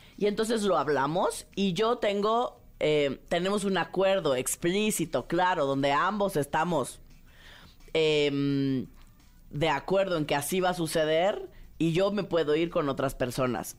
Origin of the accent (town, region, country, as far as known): Mexico